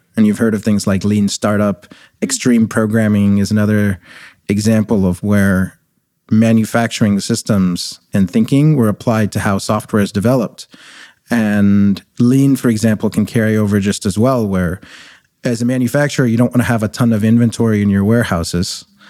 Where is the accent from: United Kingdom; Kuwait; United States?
Kuwait; moved away as an adult; also born or lived in India; now in Canada; I was born in India. I grew up in the Middle East. My family were actually refugees in Desert Storm, and then when we lived in Kuwait. And then I came to Canada as an international student